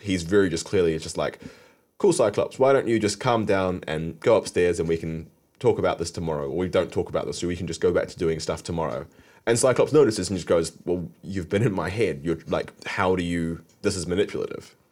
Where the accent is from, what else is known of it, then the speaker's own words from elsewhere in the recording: Wiltshire, South West England, United Kingdom; we lived in Wiltshire, so we live quite close to Salisbury Plain